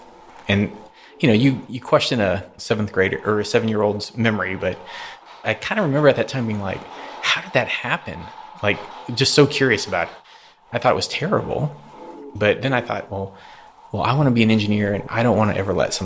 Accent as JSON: {"language": "English", "town": "Houston", "region": "Texas", "country": "United States", "tie": "born or raised there", "also_born_or_lived": "North Louisiana", "said": "I was born there and pretty much raised there till I was about 6 and a half."}